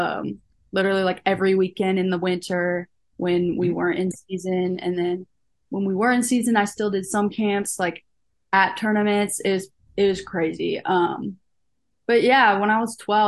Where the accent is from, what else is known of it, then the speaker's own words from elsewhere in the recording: River Forest, Illinois, United States; moved away as an adult; now in Louisville, United States; I am from River Forest, a suburb right outside of Chicago